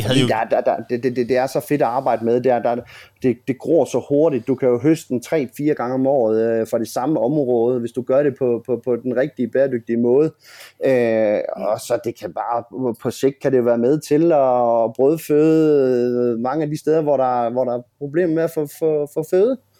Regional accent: Grenå, Central Denmark Region, Denmark; hvor jeg er fra. Øh, havnen i Grenå

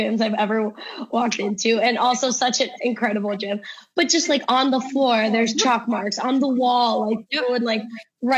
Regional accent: Cleveland, Ohio, United States; We're both from Cleveland here

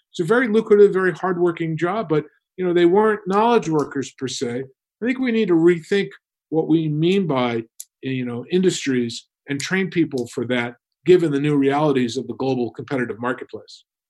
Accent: New York, United States; I grew up in New, New York

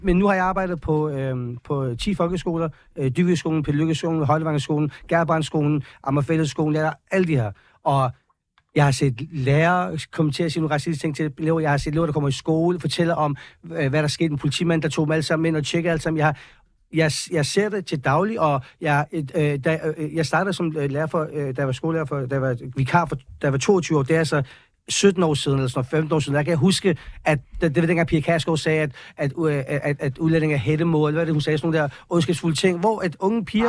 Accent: Copenhagen, Capital Region of Denmark, Denmark; vi er opvokset på Amager

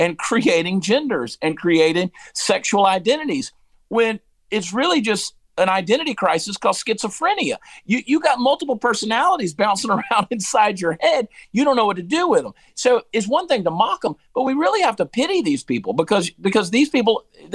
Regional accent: Georgia, United States; also born or lived in New Jersey; I grew up in Georgia

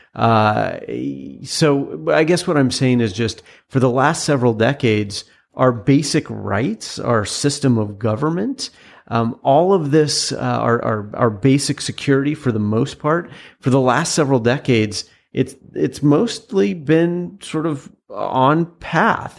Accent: a town outside of Seattle, Washington, United States; also born or lived in Utah; I was born in Utah, and a lot of people then assumed that I was raised there, but I was actually raised, uh, in a town outside of Seattle.

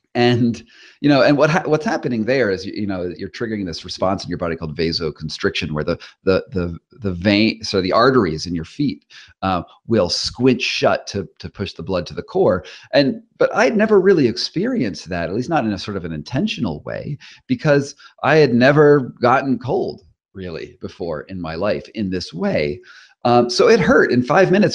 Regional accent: Rhode Island, United States; moved away as an adult; now in California, United States; I'm from Rhode Island originally

